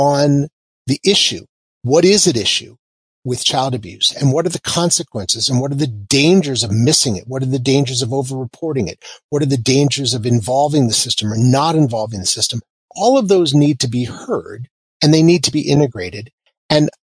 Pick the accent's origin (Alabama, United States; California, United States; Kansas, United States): Kansas, United States; moved away; I'm also from Kansas, which means that I sort of have a down-home view towards a lot of things.